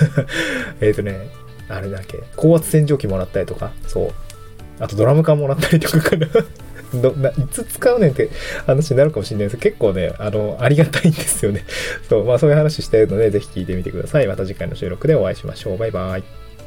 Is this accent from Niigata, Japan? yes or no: yes; Niigata, Japan; moved away as an adult; also born or lived in Hirosaki, Aomori / Itabashi, Tokyo / Tokyo; now in Awaji Island, Japan; 生まれは新潟で、あの、柿の種のある亀田町っていうとこですの人です